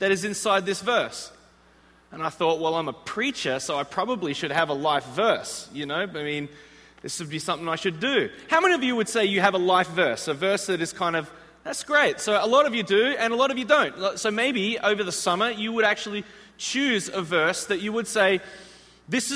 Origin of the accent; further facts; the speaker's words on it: Australia; moved away as an adult; also born or lived in Chicago, United States; now in United States; I'm actually from the other side of the world, an island. It's actually the largest island on the planet. It's this place called Australia.